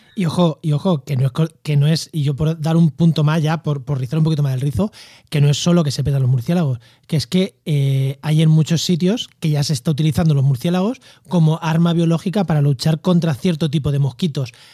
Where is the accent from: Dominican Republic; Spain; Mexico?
Spain; Albacete, Castilla-La Mancha; also born or lived in Campo de Gibraltar; now in Úbeda, Spain; Yo, soy de Albacete y he vivido en, el campo de Gibraltar